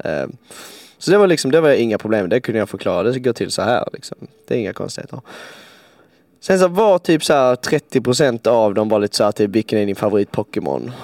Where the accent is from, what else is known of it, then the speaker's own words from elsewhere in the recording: Svarte, Skåne, Sweden; now in Stockholm, Sweden; i min hemstad så är eh, den är väldigt liten